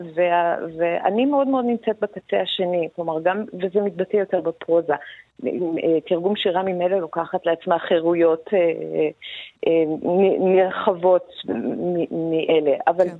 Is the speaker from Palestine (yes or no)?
no; Iran; now in Israel; לא פחות כישראלית מאשר כאני האיראנית